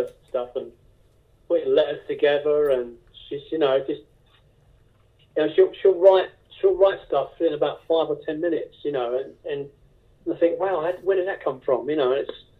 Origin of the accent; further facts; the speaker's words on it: England, United Kingdom; So I come from England